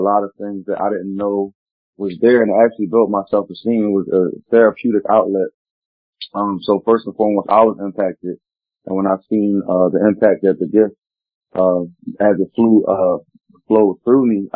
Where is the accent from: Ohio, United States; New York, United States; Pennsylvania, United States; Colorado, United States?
Pennsylvania, United States; Philadelphia; Specifically I'm from Philly